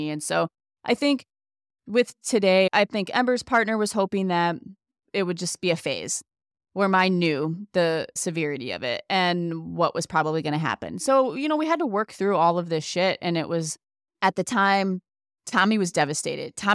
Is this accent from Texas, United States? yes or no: no; Ohio, United States; also born or lived in Indiana; I do know as soon as we moved from Indiana to Ohio, I started feeling more like a kid, more like myself, and kind of got away.